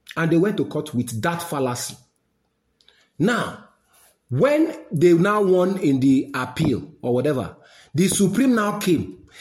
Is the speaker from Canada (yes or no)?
no; Nigeria; I know this as a Nigerian